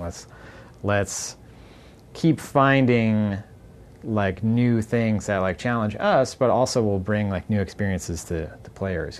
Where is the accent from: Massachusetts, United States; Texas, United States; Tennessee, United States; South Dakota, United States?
Massachusetts, United States; Boston; growing up in Boston.